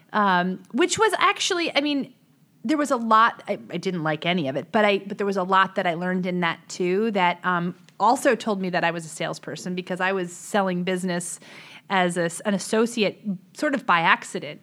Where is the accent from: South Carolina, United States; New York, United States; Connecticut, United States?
Connecticut, United States; West Hartford; I grew up in West Hartford, Connecticut